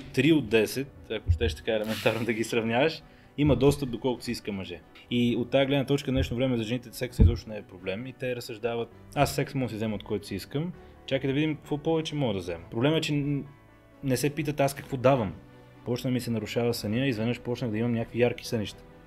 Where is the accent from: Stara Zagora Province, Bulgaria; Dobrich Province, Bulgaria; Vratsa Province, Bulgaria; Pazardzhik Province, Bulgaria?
Pazardzhik Province, Bulgaria; Pazardzhik; Аз съм роден в Пазарджик, там съм израснал